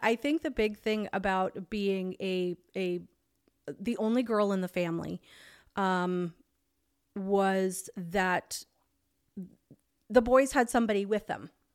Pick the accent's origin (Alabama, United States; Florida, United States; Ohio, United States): Florida, United States; Pinellas County; I'm from Florida. I'm from Pinellas County, Florida. Um, born and raised there.